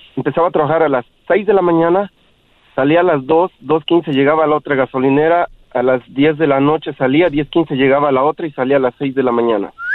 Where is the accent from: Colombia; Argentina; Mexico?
Mexico; yo soy de México